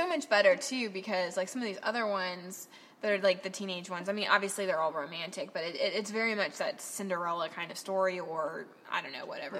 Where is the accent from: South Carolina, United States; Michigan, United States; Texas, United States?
Michigan, United States; I'm from Michigan.